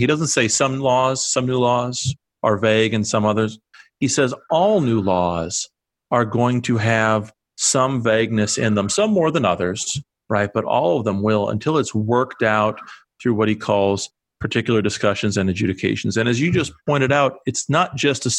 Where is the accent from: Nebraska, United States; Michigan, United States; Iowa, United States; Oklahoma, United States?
Iowa, United States; I'm from Iowa